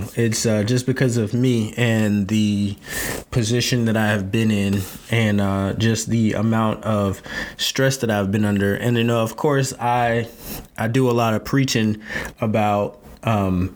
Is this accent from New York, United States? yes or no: no; North Carolina, United States; moved away; I'm from North Carolina